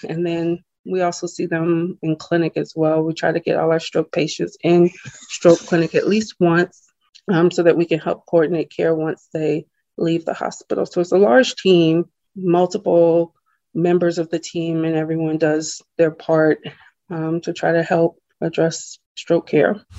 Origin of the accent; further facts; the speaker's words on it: Charleston, South Carolina, United States; moved away as an adult; also born or lived in Birmingham, Alabama; I'm from Charleston, South Carolina, born um, and lived there most of my life